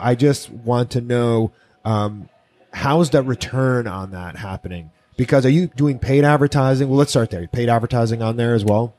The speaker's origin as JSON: {"language": "English", "town": "Miami", "region": "Florida", "country": "United States", "said": "I'm originally from Miami. Mm-hmm and Miami Beach in particular"}